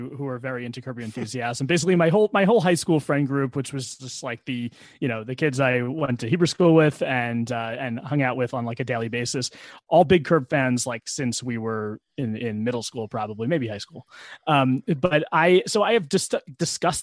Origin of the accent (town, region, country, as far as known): New Jersey, United States; now in Bronx, United States